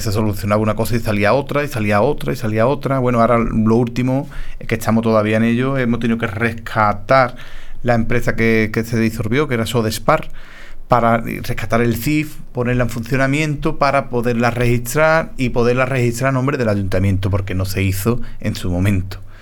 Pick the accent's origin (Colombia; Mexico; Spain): Spain; Paterna; alcalde de mi pueblo, como así lo fue mi padre